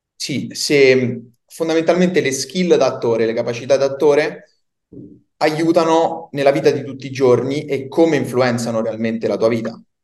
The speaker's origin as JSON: {"language": "Italian", "town": "Campobasso", "region": "Molise", "country": "Italy", "moved": "yes", "lives_now": "Rome, Italy", "said": "Io vivo a Roma, però sono del Molise, pensa, di Campobasso"}